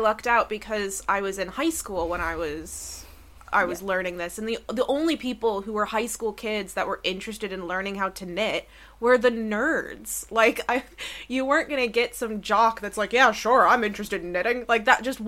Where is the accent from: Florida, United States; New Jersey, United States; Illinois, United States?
Florida, United States; Orange Park; moved away; I grew up in Orange Park, Florida, which did not have like loads of coffee shops in the way that the UK does.